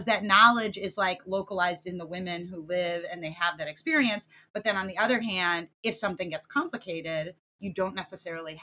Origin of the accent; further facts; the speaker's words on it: United States; as an American